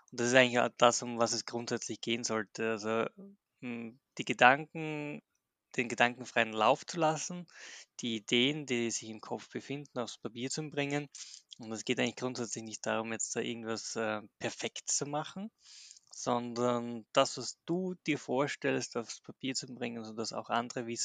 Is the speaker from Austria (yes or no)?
yes; Graz, Styria, Austria; bin aus Österreich, aus Graz.